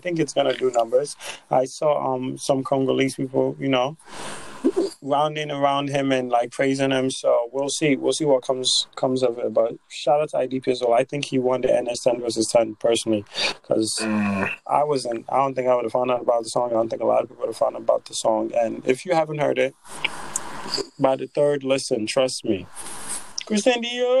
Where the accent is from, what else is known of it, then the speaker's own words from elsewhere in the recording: Nigeria; Because that's the one thing about being Nigerian, right?